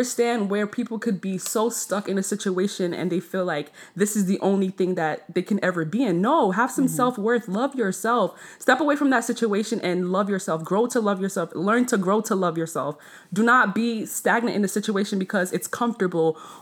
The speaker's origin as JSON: {"language": "English", "country": "Nigeria", "said": "I'm Nigerian"}